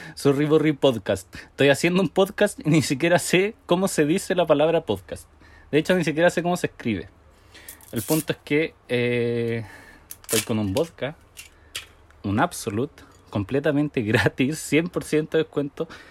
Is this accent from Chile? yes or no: yes; Chile; yo nací en Chile por pura casualidad